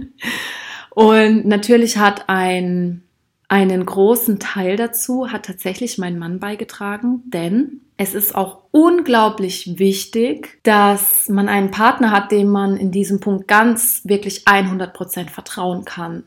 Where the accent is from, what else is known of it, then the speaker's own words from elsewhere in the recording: Rhineland-Palatinate, Germany; Ich bin auch in Rheinland-Pfalz aufgewachsen. Also ich habe dort meine Jugend auch verbracht, ganz intensiv.